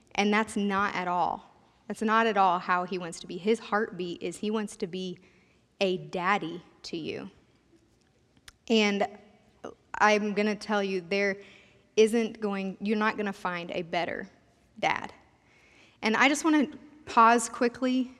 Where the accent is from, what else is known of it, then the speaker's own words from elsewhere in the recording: Sterling, United States; also born or lived in K-State; I consider Sterling my hometown. My family moved here when I was starting fifth grade